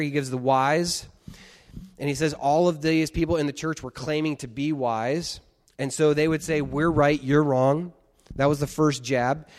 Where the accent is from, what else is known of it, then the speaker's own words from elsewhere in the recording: United States; being American